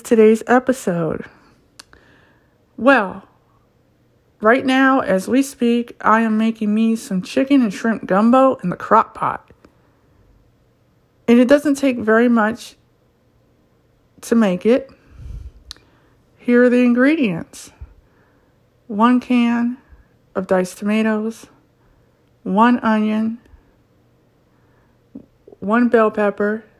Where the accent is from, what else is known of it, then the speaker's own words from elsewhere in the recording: Ohio, United States; born and raised in Ohio